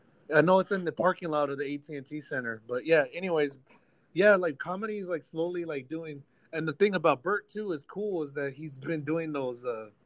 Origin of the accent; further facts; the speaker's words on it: Texas, United States; us Texans, like, ah, we've done it before.